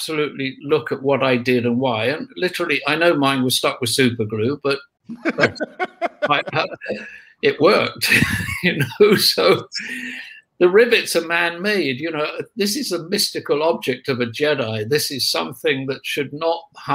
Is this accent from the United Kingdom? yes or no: yes; United Kingdom; we're British